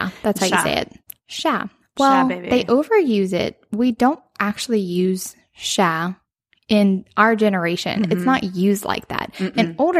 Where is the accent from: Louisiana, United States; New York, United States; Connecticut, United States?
Louisiana, United States; Cajun country; we are from Cajun country.